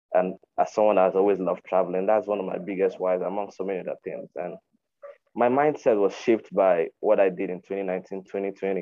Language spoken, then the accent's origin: English; Nigeria; from Nigeria